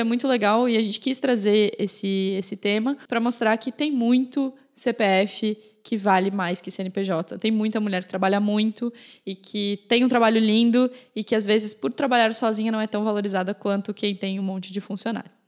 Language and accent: Portuguese; Blumenau, Santa Catarina, Brazil; Agora a gente é de Blumenau, aqui em Santa Catarina